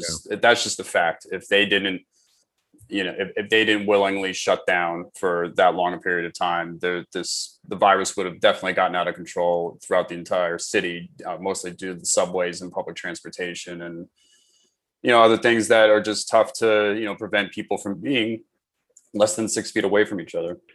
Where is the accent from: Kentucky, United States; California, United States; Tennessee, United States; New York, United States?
New York, United States; New York City; also born or lived in Queens, New York; I was born and raised in New York. I actually grew up on the Upper West Side of Manhattan.